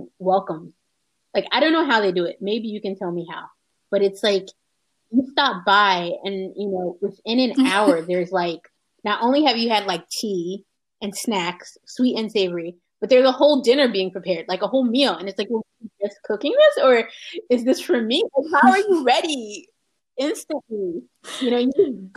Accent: United States; also born or lived in Dammam, Saudi Arabia / Khobar, Saudi Arabia; in Philadelphia, there's a Muslim community, a Black American Muslim community is very large and very very old. And one of the things that makes it unique is that although we're American

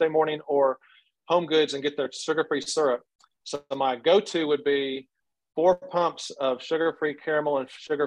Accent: Tuscaloosa, Alabama, United States; also born or lived in Huntsville, Alabama; I grew up in Tuscaloosa, Alabama

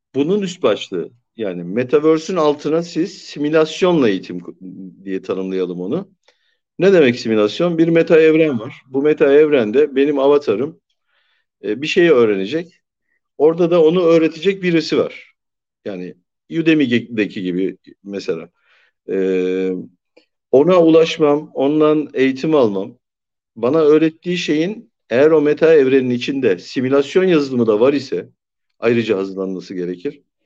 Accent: Turkey

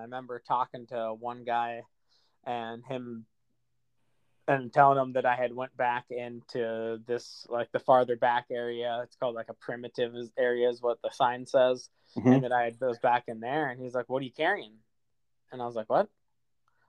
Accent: Fargo, North Dakota, United States; I'm from Fargo

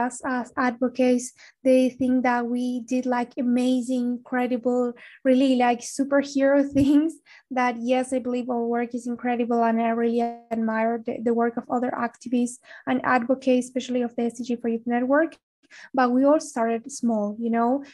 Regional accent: Salta, Argentina; moved away as an adult; also born or lived in Buenos Aires; because I moved to Buenos Aires to study because I'm actually from Salta.

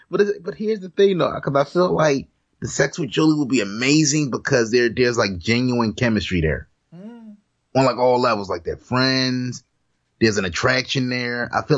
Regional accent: Jamaica; Yeah, I'm not black. Yeah. I'm Jamaican. Yeah, Haitian too.

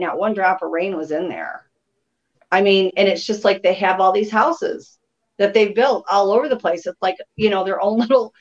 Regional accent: Michigan, United States; moved away as an adult; now in South Carolina, United States; I was born and raised in Michigan.

